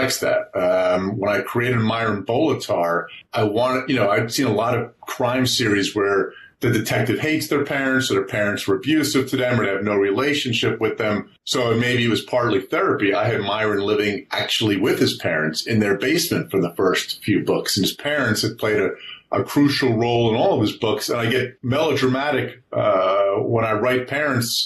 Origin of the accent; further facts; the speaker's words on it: Livingston, New Jersey, United States; also born or lived in Newark, New Jersey; I was born in Newark, Beth Israel Hospital, which a lot of people from my generation are. We moved out to Livingston, which is, I think, 7 or 8 miles from Newark, and that's where I grew up